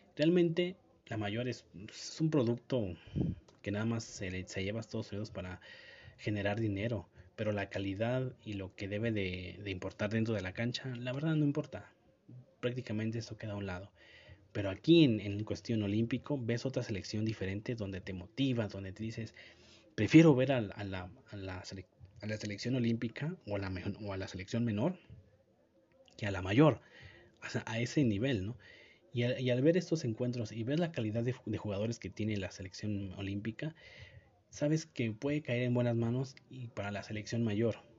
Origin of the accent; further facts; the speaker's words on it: Mexico; como mexicano